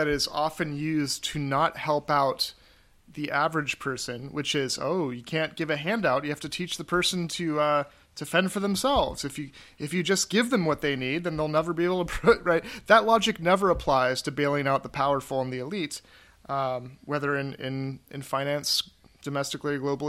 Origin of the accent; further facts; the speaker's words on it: the South, United States; I'm a Southerner, true and true.